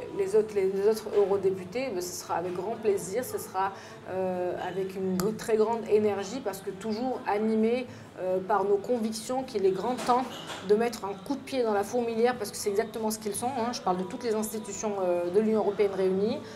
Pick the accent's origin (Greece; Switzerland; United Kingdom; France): France; je suis une française